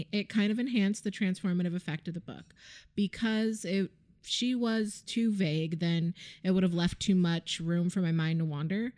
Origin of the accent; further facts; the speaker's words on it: Hawaii, United States; I grew up in Hawaii